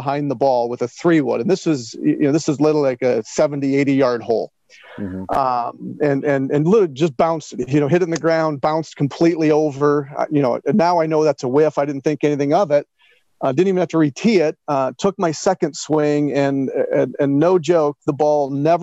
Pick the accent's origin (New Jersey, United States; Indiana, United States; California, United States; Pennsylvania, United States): Indiana, United States; Northwest; I was a decent youth baseball and basketball player growing up in Northwest Indiana